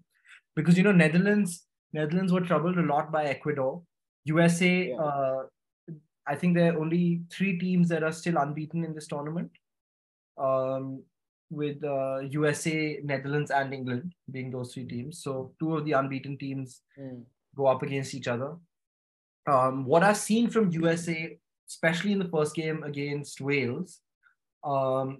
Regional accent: India; being Indian

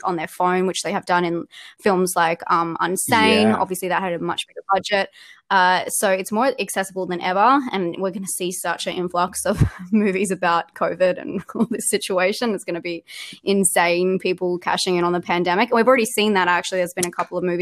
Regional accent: Australia; accent: Australian; I'm Australian. That's what the accent is

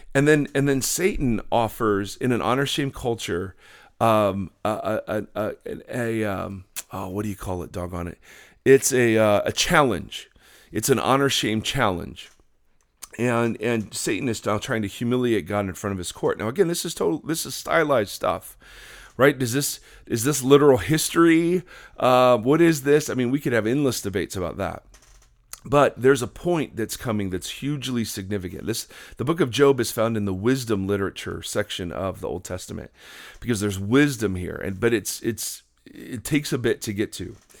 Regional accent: Midwest, United States; as white kids growing up in the Midwest

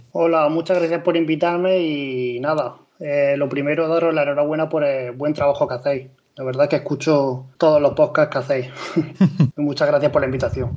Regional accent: Murcia, Region of Murcia, Spain; moved away as an adult; now in Emsland, Germany; yo en España, yo soy de Murcia

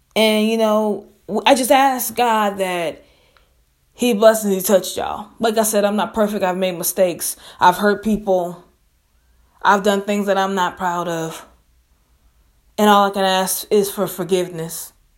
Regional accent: Biloxi, Mississippi, United States; my hometown, and state Biloxi, Mississippi

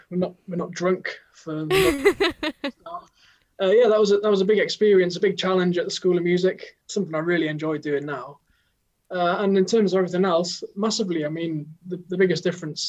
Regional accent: the North East, North East England, United Kingdom; moved away as an adult; also born or lived in Cardiff; I'm from the Northeast

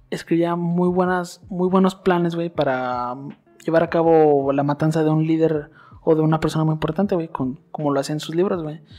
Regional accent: Mexico; mexicanos, neta, nosotros estamos en todas partes

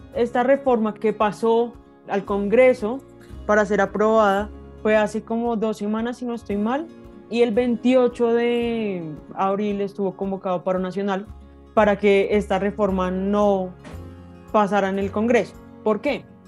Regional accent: Colombia; somos los colombianos quienes le pagamos la salud y la pensión a los congresistas

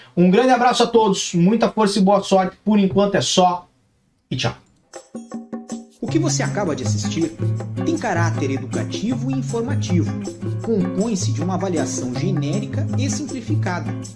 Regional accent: Brazil; now in Portugal; eu também sou brasileiro

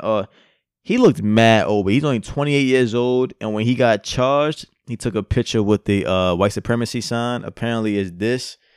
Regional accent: United States; I'm American

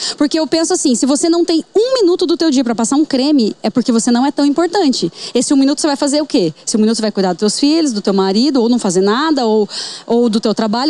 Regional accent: Bandeirantes, Paraná, Brazil; nasci em Bandeirantes, Paraná.

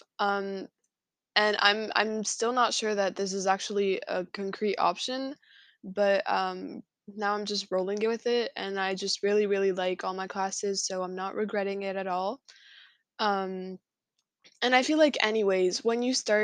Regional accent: France; I'm from France

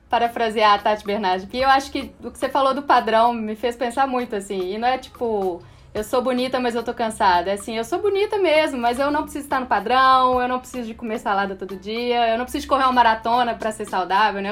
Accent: Minas Gerais, Brazil; E eu sou mineira, minha família tem uma coisa de comer

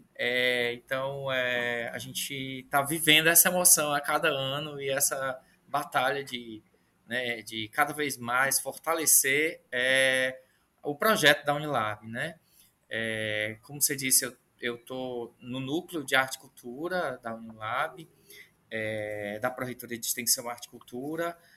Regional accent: Ceará, Brazil; eu sou do, sou do Ceará, fico aqui no Ceará

